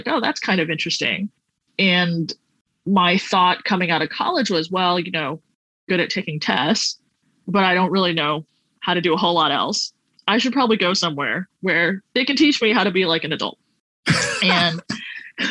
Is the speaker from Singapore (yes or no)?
yes; Singapore; moved away as an adult; also born or lived in Connecticut; I'm from Singapore